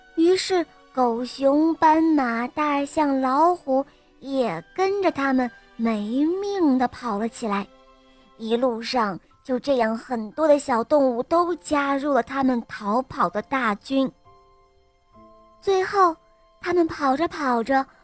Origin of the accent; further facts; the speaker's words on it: Wuhu, Anhui, China; 我今年五岁了，我来自芜湖